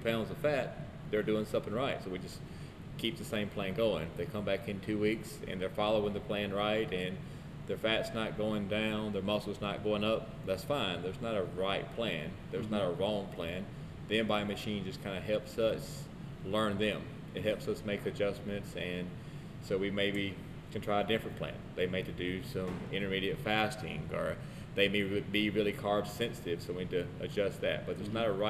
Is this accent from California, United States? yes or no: no; Philadelphia, Mississippi, United States; I'm from Philadelphia, Mississippi. I graduated from Neshoba Central in 2001